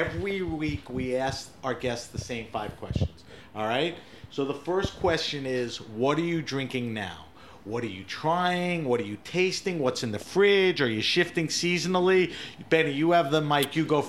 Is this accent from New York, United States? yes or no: yes; New York, United States; You know, I grew up in New York.